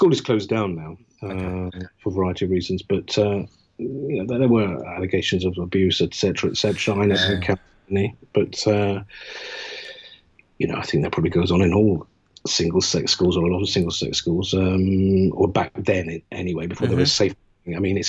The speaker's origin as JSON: {"language": "English", "region": "London", "country": "United Kingdom", "tie": "born or raised there", "said": "I'm Londoner born and bred, and I'm proud of it."}